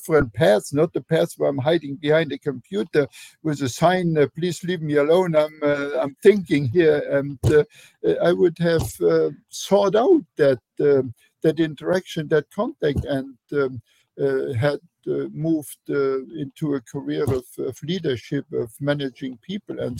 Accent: Luxembourg; English is a second language; moved away as an adult; also born or lived in Germany; now in United States; my home country. Luxembourg is a tiny little country

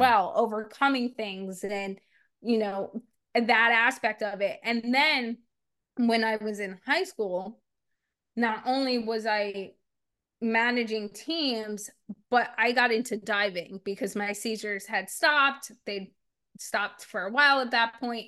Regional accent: New Jersey, United States; also born or lived in Arkansas; I grew up in New Jersey and in South Jersey

